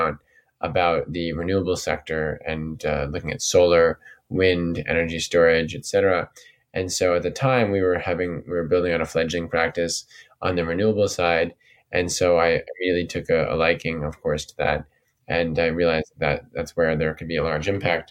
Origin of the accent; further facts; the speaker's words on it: New York, United States; growing up in New York and being in the city